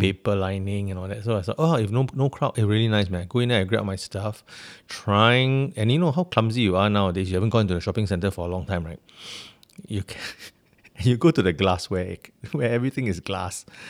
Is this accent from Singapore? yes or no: yes; Singapore; as a Singaporean